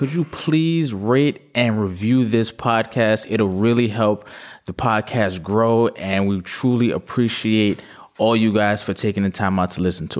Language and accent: English; New York City, New York, United States; Listen, I'm from the Bronx. I defend the Bronx all day.